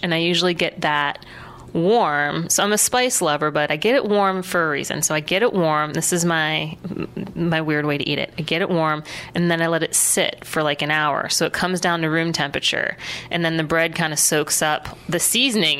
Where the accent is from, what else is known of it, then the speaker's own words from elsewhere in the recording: Warren, Ohio, United States; now in Columbus, United States; childhood memories growing growing up in Warren, Ohio, in northeastern Ohio